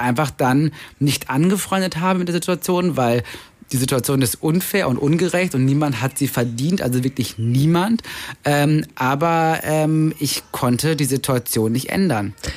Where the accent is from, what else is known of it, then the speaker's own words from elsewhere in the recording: Germany; also born or lived in Vienna, Austria / Cologne, Germany; now in Berlin, Germany; als schwarzer Piefke, also als Deutscher